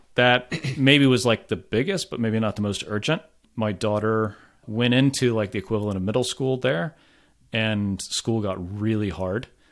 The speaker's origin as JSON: {"language": "English", "region": "Florida", "country": "United States", "also_born_or_lived": "France", "moved": "as an adult", "lives_now": "Providence, United States", "said": "I'm from Florida originally"}